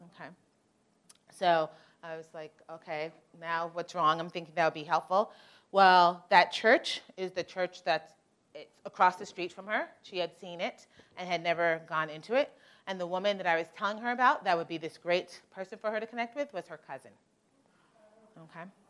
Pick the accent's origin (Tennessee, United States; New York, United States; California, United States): New York, United States; I'm originally from New York.